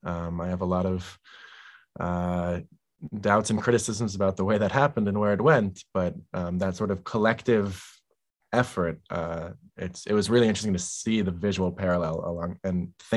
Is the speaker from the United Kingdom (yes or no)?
no; Israel; born there; as an American Israeli with roots here, I was born here. Half of my family is in Israel, half of my family is in the US.